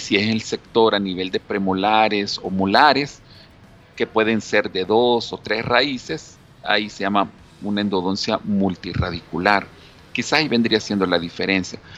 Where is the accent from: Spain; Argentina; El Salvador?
El Salvador; nuestra costumbre como salvadoreños